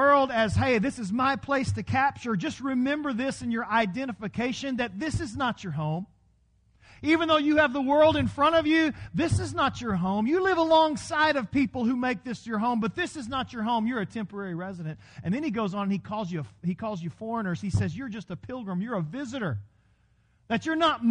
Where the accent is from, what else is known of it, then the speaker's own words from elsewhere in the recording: Texas, United States; accent: Texas; My Texas was coming out in my Irish